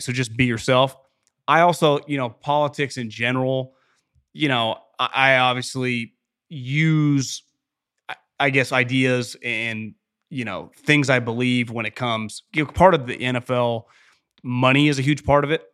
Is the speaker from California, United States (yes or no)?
yes; Davis, California, United States; also born or lived in Fresno / Philadelphia; born and raised in Davis, went to Cal Poly, two years of Fresno, off to Philadelphia